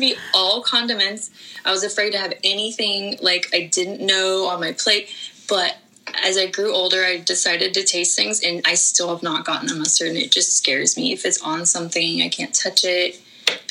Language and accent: English; Northern California, United States; I grew up in Northern California